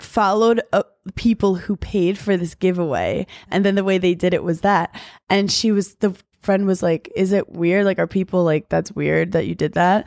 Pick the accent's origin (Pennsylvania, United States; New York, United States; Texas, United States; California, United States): New York, United States; New York City; I grew up in New York City